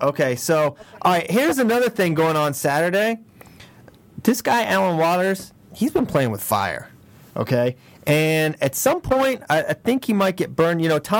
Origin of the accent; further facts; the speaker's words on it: Virginia, United States; my home state, Virginia.